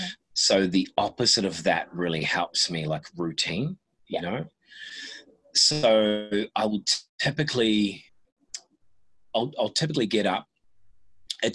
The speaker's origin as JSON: {"language": "English", "country": "New Zealand", "tie": "born or raised there", "said": "I was born in New Zealand"}